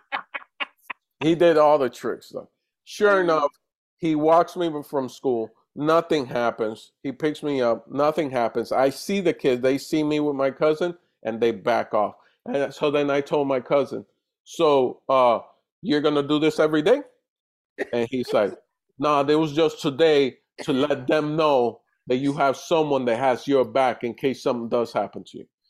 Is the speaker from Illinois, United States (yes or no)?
no; New York City, New York, United States; also born or lived in Dominican Republic / Puerto Rico; I was raised in DR for most of my childhood. At set no at six, I go to New York and I go to the Bronx.